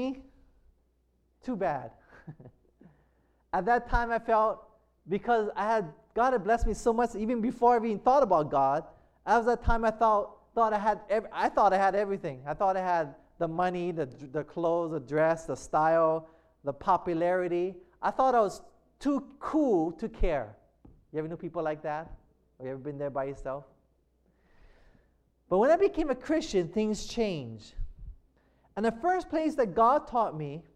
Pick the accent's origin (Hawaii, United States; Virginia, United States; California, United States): Hawaii, United States